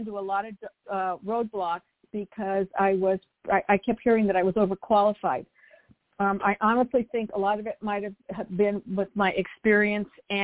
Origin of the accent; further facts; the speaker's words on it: Monterey Park, California, United States; also born or lived in New Jersey; now in Torrance, United States; I grew up right outside of downtown L.A. in Monterey Park.